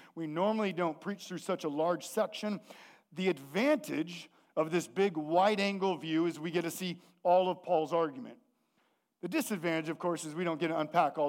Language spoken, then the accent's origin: English; the Northwest, Pacific Northwest, United States; we're from the Northwest